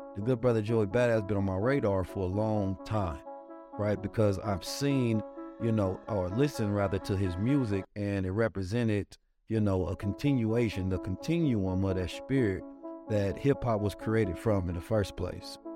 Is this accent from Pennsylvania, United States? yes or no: no; Oakland, California, United States; growing up in Oakland, California